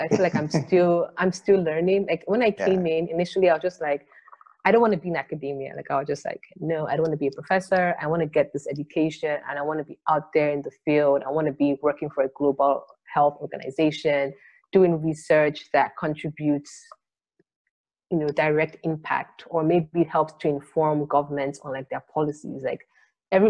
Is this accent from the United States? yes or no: no; Nigeria; I'm Nigerian